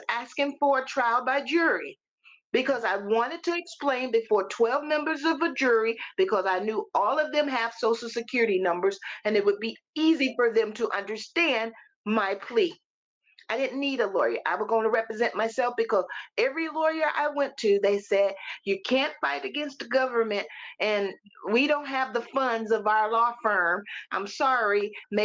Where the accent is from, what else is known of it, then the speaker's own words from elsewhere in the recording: Missouri, United States; moved away as an adult; now in Tennessee, United States; I am a native of Missouri